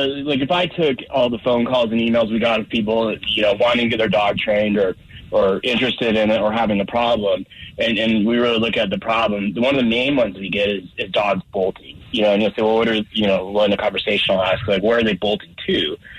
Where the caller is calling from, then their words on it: Colorado Springs, Colorado, United States; Down in Colorado Springs today